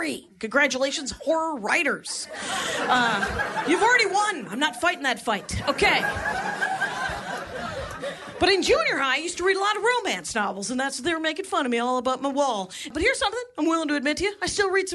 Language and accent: English; a little town outside of Milwaukee, Wisconsin, United States; I'm from Wisconsin, a little town outside of Milwaukee, a little factory town